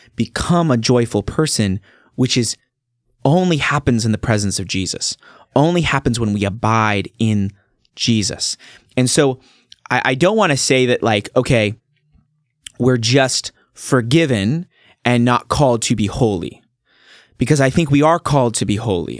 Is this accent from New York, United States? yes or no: no; Staten, 15 miles east of Salem, Oregon, United States; I was born and raised in Staten, which is where I live now.